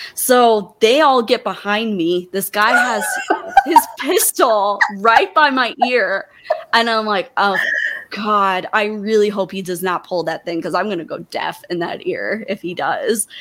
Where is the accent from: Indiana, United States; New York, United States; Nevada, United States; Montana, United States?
Montana, United States; I'm in Montana in my hometown.